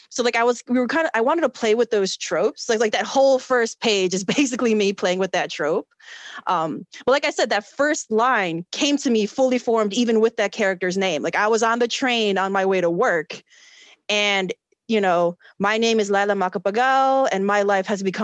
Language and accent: English; Chicago, Illinois, United States; I was born and raised in Chicago. I've never lived in the Philippines